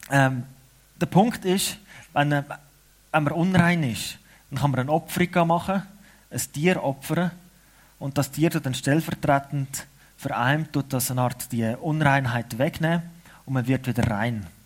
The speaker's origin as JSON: {"language": "German", "country": "Switzerland", "said": "Aber es ist wichtig für uns Schweizer, damit wir eine Identität haben, damit wir wissen, warum wir als Schweizer zusammen sind."}